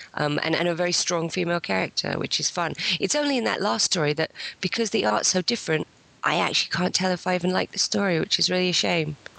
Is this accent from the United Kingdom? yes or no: yes; England, United Kingdom; I'm English and only partly American